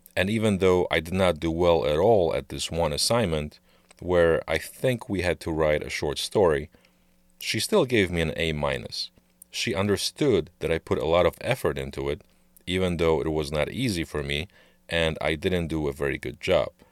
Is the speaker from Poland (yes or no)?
yes; Poland; English is a second language; now in United States